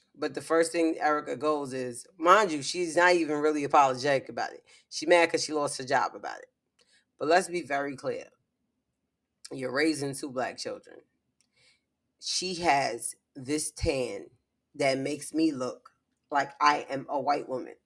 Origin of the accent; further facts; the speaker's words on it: New York City, New York, United States; I'm from the Bronx